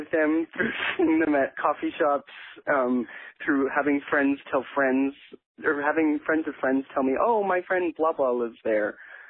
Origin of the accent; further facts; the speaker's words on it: Edmonton, Alberta, Canada; now in New York, United States; So I am from Edmonton, Alberta, Canada, and it is near the Rocky Mountains. We're in the west. It's the capital city. Edmonton is the capital city of Alberta. Alberta is kind of like the Texas of Canada.